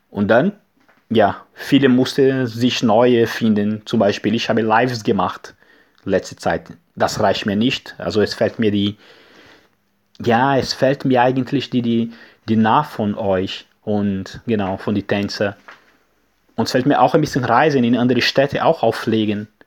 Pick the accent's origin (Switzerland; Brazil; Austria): Brazil; German is a second language; now in Germany; wir kommen aus Brasilien, ich stammen Brasilien